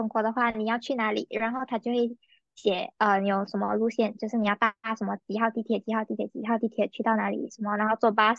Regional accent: Malaysia; 作为一个马来西亚人，就是我们走路的步伐，大家都有目共睹。

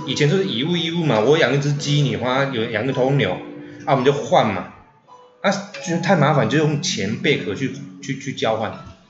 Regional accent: Taiwan; 我们台湾人

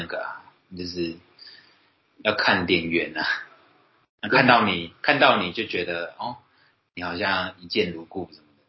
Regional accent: Taoyuan, Taiwan; 例如说我台语很烂，那可能人家笑说啊你瓦新啦，然后是你是客家人嘛，因为跟我桃园来的嘛，那你说我是客家人

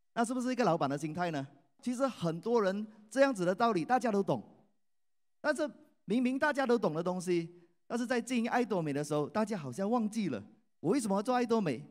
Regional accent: Malaysia; 我来自马来西亚

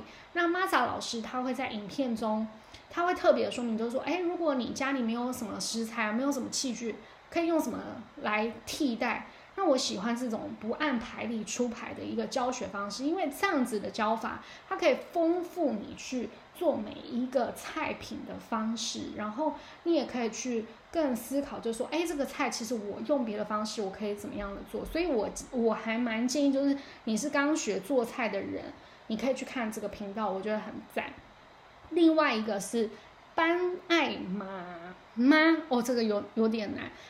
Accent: South China, China; 完全体现我就是一个南方人，我不是一个北方人，我也不是西北人。

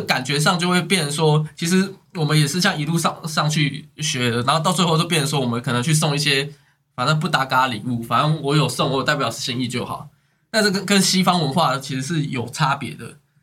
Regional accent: Taiwan; 在我们台湾

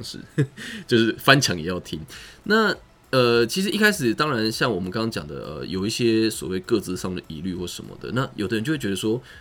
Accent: Taiwan; 我们台湾人

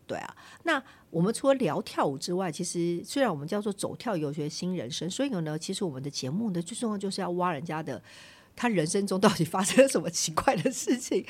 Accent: northern Taiwan, Taiwan; 我是北部人嘛

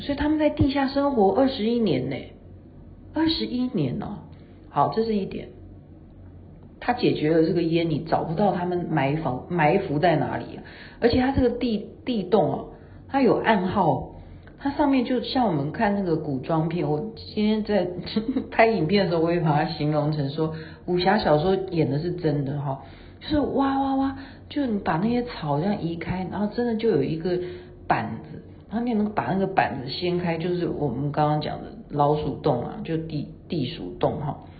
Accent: Taiwan; 我们是台湾的

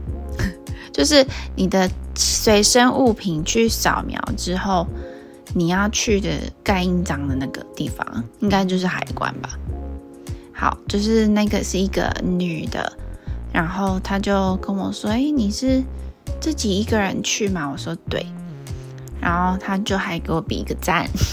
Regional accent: Taiwan; 我是台湾人

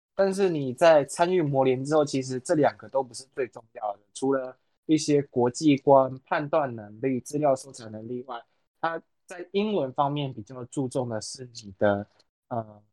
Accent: Taiwan; 我们台湾人

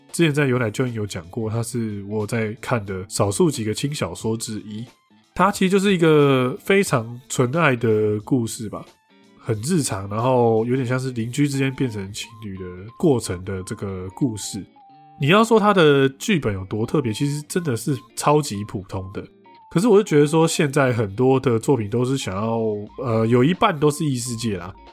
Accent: Taiwan; 台湾人其实，在某一些部分的文化，其实是蛮值得其他国家的人去效仿

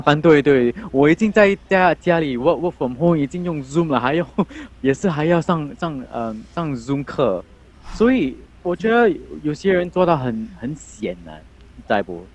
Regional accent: Singapore; 我们新加坡人叫，叫他菜饭

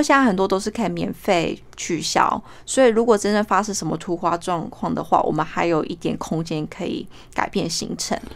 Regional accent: New Zealand; also born or lived in Taipei, Taiwan; now in Australia; 我是台北人，然后我七岁的时候移民到纽西兰，我目前人住在澳洲，职业是验光师

